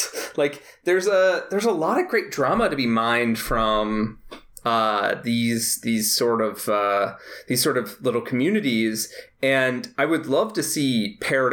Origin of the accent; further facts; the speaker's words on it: Midwest, United States; as a Midwesterner